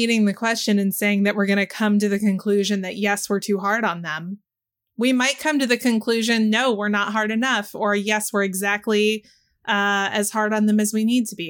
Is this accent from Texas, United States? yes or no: yes; Texas, United States; this was big when I was a kid growing up in Texas